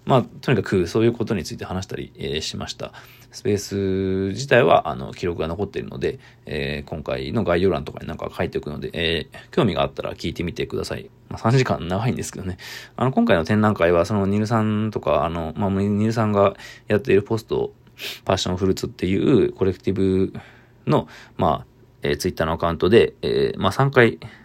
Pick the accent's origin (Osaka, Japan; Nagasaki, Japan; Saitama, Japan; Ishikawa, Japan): Saitama, Japan; 僕が出身の、えー、埼玉県大宮工業高校